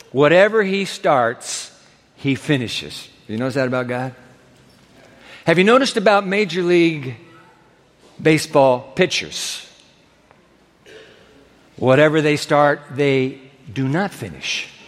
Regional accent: Japan; I grew up in Japan, and my dad grew up in New York City.

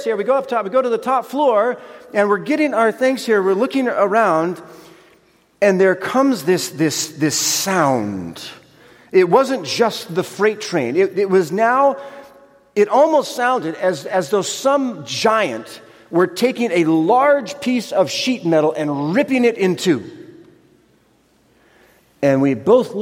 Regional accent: United States; also born or lived in California / Pohnpei; Being American

